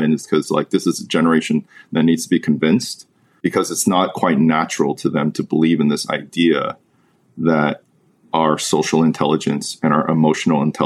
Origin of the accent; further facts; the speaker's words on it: United States; someone who's born in the United States, has lived here my whole life